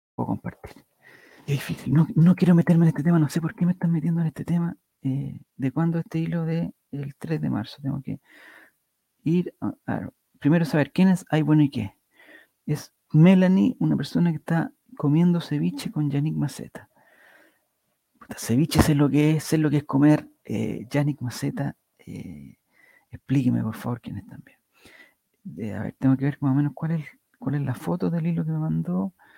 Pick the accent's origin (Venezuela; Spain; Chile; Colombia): Chile; yo como soy de Chile